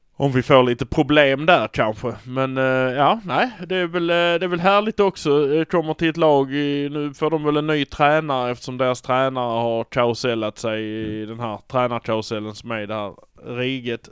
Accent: Malmö, Skåne, Sweden; vi är från Malmö

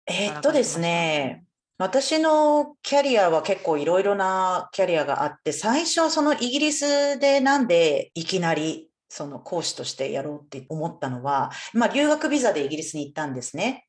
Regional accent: Japan; moved away as an adult; also born or lived in United States / Taiwan / Bangkok, Thailand / United Kingdom; now in Brisbane, Australia; 私は日本でほぼ育っていたんですけれども母が台湾出身なので

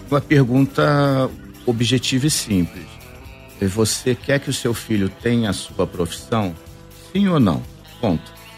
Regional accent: Rio de Janeiro, Brazil; Eu vim do Rio, a minha empresa fica no Rio, eu sou carioca, e eu vim de carro.

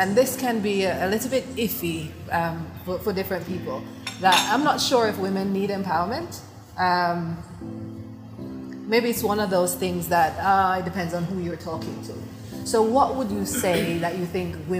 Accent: Jamaica; now in Dubai, United Arab Emirates; I'm Jamaican

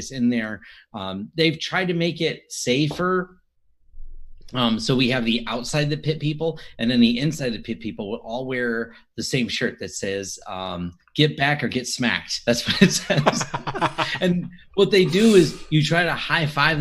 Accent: Michigan, United States; We're from Michigan.

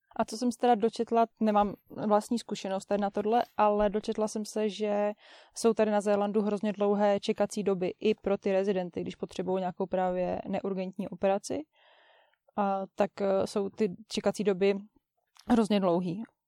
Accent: Czechia; now in New Zealand

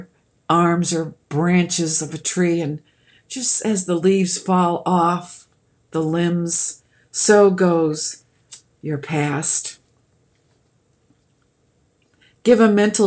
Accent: Boston, Massachusetts, United States; accent: Bostonian; moved away as an adult; also born or lived in Georgia; I'm from Boston because I said Florida. We put an R on the end of words that aren't there

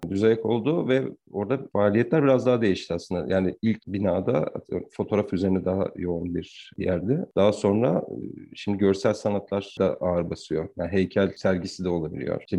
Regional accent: Ankara, Turkey; also born or lived in Zonguldak; Ankara, yani Ankara'da doğdum büyüdüm.

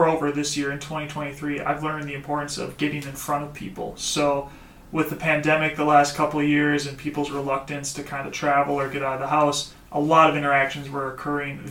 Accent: Osseo, Minnesota, United States; also born or lived in China; I grew up in Osseo, Minnesota, the big city.

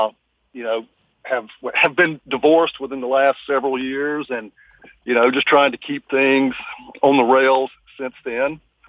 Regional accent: United States; it bothers me, especially as an American

